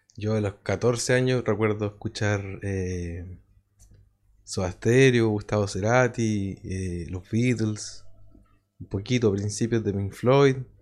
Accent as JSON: {"language": "Spanish", "town": "Quillota", "region": "Valparaíso", "country": "Chile", "said": "de donde mismo somos nosotros, de Quillota"}